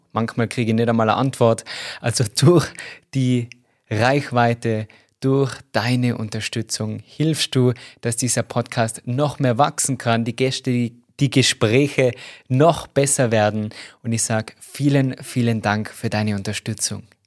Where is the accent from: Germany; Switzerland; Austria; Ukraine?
Austria; Tyrol; accent: Tyrolean dialect; mit meinem Tiroler Dialekt das nicht lange verstecken habe können, gesagt, ja, ich komme aus Tirol